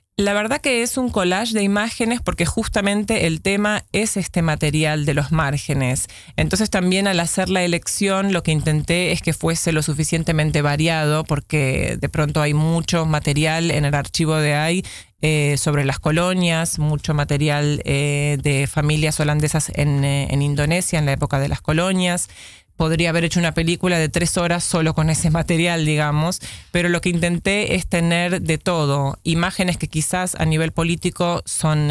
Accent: Buenos Aires, Argentina; moved away as an adult; now in Amsterdam, Netherlands; si bien nací acá, me crié eh, en Buenos Aires, donde fui a la escuela primaria, a la escuela secundaria

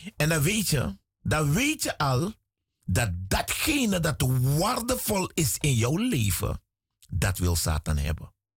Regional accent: Suriname; moved away; Ik kom uit Suriname.

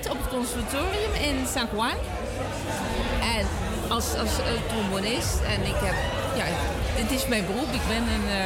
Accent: Limburg, Netherlands; also born or lived in Puerto Rico; Nee, ik, ik kom uit Limburg. Maar ik heb dus 17 jaar in Puerto Rico gewoond

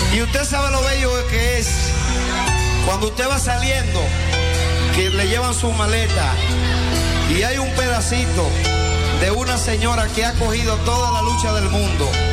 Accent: Dominican Republic; moved away; en mi país nadie es extranjero

